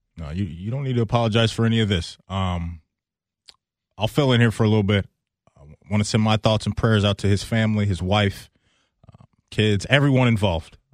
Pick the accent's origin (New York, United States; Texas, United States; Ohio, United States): Ohio, United States; Pickerington; I grew up here in Pickerington